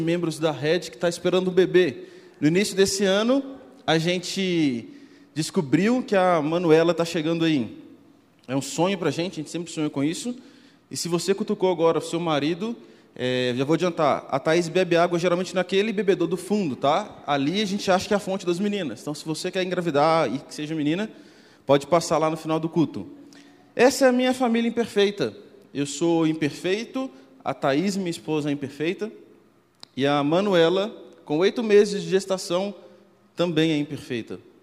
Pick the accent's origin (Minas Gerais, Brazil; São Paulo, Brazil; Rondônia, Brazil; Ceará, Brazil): Minas Gerais, Brazil; accent: mineiro; Eu sou mineiro, talvez pelo contato, pelo sotaque você já deve ter percebido